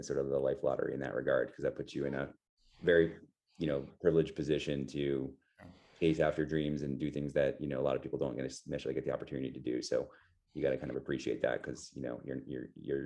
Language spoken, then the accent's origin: English; Montclair, New Jersey, United States; I grew up in Northern New Jersey, Montclair, New Jersey, just outside New York City